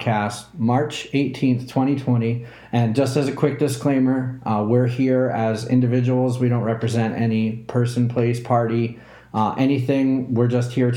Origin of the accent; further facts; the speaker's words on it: New England, United States; also born or lived in Southeast US; I'm from New England, and I was born in the Southeast